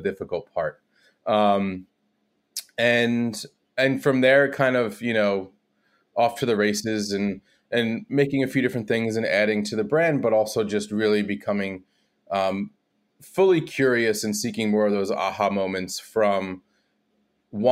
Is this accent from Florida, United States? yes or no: no; New Jersey, United States; moved away as an adult; also born or lived in New York / Australia; I grew up in Central Jersey